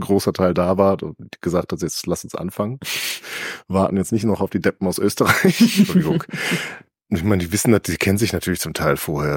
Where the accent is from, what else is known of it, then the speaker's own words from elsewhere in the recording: County of Mark, North Rhine-Westphalia, Germany; da, wo ich herstamme, die Grafschaft Mark